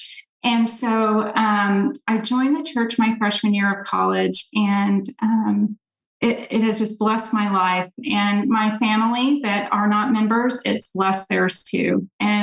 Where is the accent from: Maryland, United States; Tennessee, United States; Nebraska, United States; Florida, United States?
Tennessee, United States; Nashville; now in Dallas area, United States; I grew up in Nashville, Tennessee